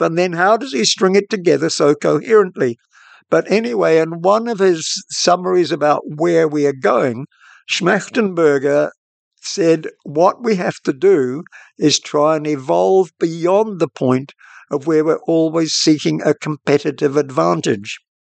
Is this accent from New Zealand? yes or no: yes; New Zealand